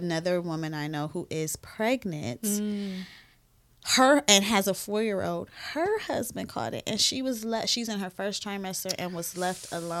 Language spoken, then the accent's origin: English; Cleveland, Ohio, United States; But I'm from Cleveland.